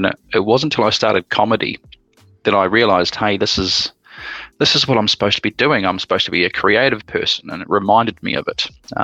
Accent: Christchurch, Canterbury, New Zealand; I'm from Christchurch, New Zealand.

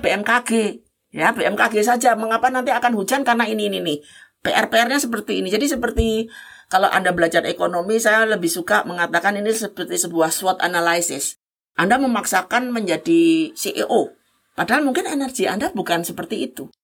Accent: Java, Indonesia; saya sebagai orang Jawa

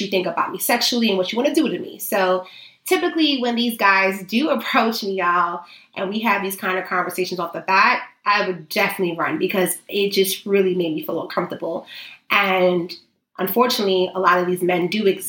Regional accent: New York City, New York, United States

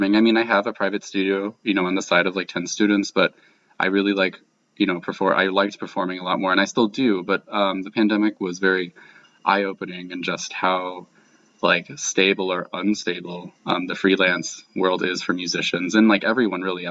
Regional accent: Great Falls, Virginia, United States; I grew up in Great Falls, and that's really close to DC

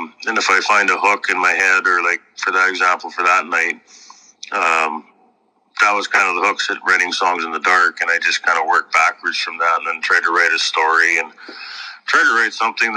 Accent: Kennison, Saskatchewan, Canada; I'm from Kennison, Saskatchewan

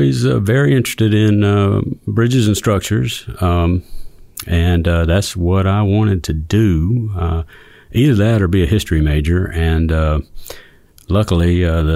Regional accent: Eastern North Carolina, United States; where I grew up in Eastern North Carolina

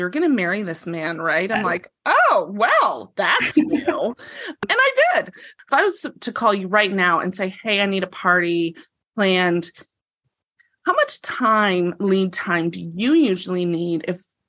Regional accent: Ohio, United States; my husband and I grew up in Ohio

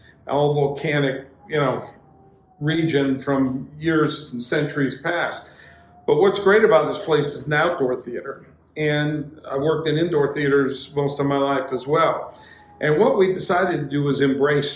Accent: Los Angeles, California, United States; also born or lived in St. George area, Utah; now in St. George, United States; I grew up in Southern California, LA area, but family in Utah

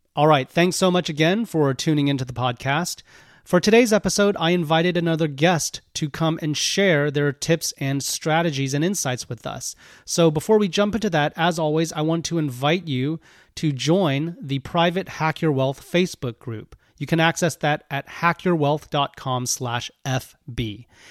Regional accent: Houston, Texas, United States; also born or lived in Austin, Texas; I'm Texas born and bred, not Dallas, but I grew up in Houston and, um, went to college in Austin.

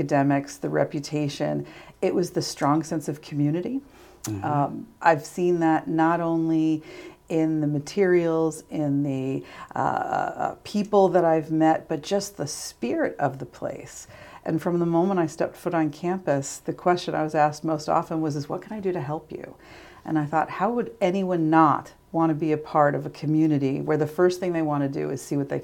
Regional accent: New York, United States; moved away as an adult; also born or lived in Radford, Virginia; now in Salisbury, United States; I really consider myself a native New Yorker.

